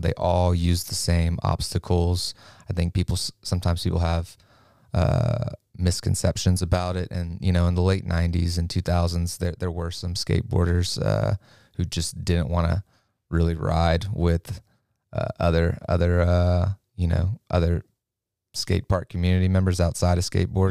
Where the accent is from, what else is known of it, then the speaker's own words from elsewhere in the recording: Lafayette, United States; I'm from Lafayette. I grew up about half a block from downtown